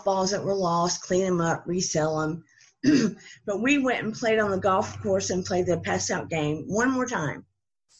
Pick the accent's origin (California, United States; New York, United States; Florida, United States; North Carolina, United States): North Carolina, United States; the South; accent: Southern; now in Georgia, United States; of course you can tell by the accent, I'm from the South, and this particular area was North Carolina. I'm in Georgia now